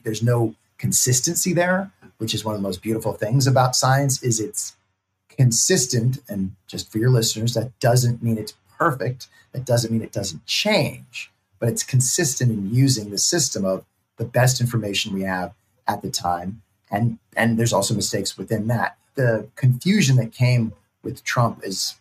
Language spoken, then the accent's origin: English; Berkeley, California, United States; I grew up in Berkeley, California